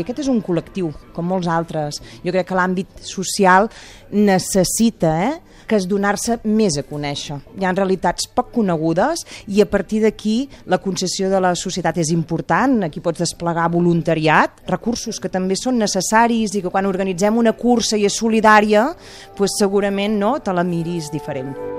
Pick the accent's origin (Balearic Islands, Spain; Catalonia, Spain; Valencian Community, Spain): Catalonia, Spain; Gurb; jo treballo aquí, a Sabadell, però jo sóc de Visca Gurb, al costat de Vic